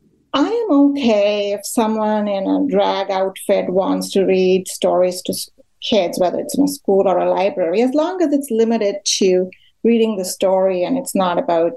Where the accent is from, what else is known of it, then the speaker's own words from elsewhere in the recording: India; now in Canada; I grew up in India